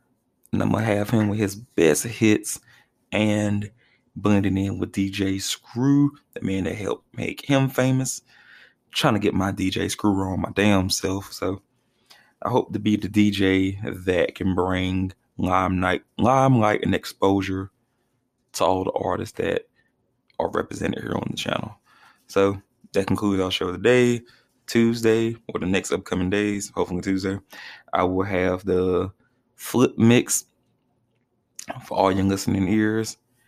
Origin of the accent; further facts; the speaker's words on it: Reidsville, North Carolina, United States; I am going to show my hometown Reesville some love.